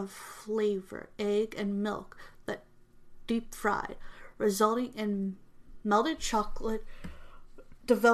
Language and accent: English; United States; I'm from America